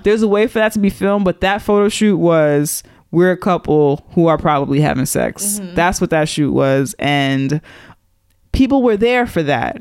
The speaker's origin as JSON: {"language": "English", "region": "New York", "country": "United States", "said": "I'm from New York"}